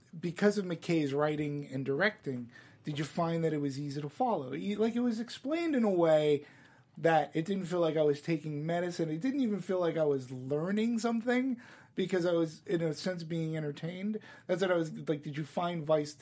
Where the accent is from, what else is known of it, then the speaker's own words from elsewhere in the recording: Los Angeles, California, United States; growing up, I was here in L.A.